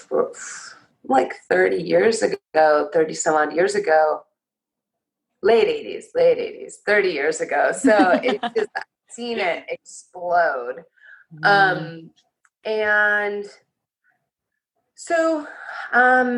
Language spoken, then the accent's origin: English; Los Angeles, California, United States; moved away as an adult; also born or lived in Port Townsend, Washington / Bay Area, California; I came back to Venice, which is my hometown.